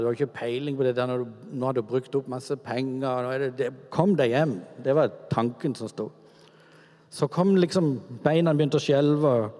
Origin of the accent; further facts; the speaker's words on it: Kvinesdal, Agder, Norway; min oppvekst er egentlig veldig sånn normal i gata hjemme i Kvinesdal med de gutta som bodde